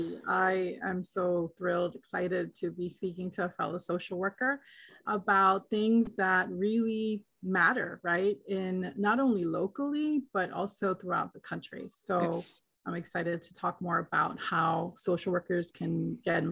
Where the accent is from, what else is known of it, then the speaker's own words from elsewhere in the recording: New York City, New York, United States; also born or lived in Colombia / Massachusetts / Japan; now in Queens, New York, United States; We landed in the Bronx